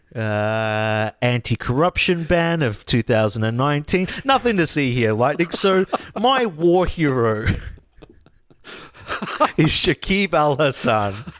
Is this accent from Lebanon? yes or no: no; Australia